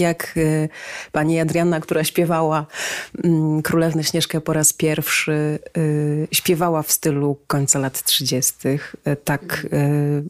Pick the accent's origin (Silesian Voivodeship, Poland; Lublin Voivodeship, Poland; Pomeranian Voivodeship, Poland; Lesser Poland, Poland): Silesian Voivodeship, Poland; Cieszyn; w Cieszynie, skąd jestem